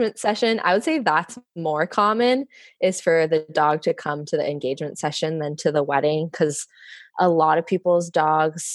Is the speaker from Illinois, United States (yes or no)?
no; Bay Area, California, United States; moved away as an adult; now in Vancouver, Washington, United States; I'm from the Bay Area, California originally.